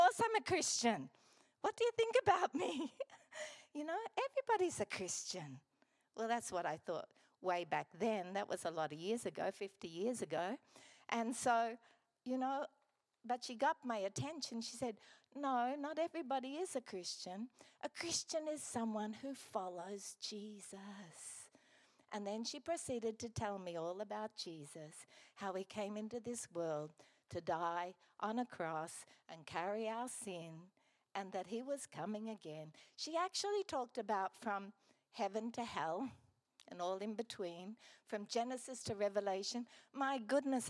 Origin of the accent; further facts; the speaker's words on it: Gladstone, Queensland, Australia; also born or lived in Brisbane; I grew up here in Gladstone